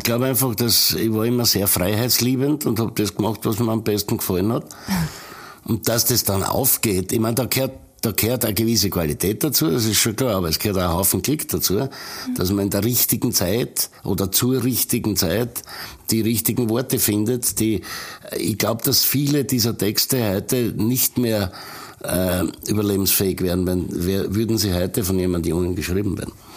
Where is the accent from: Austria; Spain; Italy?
Austria; Styria; also born or lived in Patmos, Greece; dort, wo ich aufgewachsen bin, dort, wo eben Freunde wie Spitzer und äh, meine äh, Musikkollegen herkommen, das verbindet halt, äh, weil du dort zu Hause bist